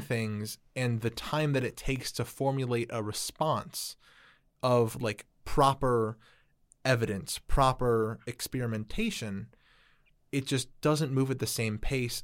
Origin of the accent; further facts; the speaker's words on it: Chicago, Illinois, United States; I'm from Chicago